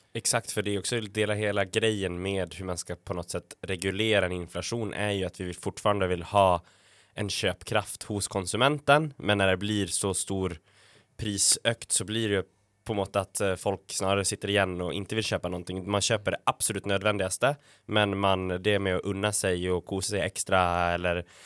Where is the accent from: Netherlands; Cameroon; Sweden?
Sweden; now in Norway; jeg er jo svensk og var hjemme i julen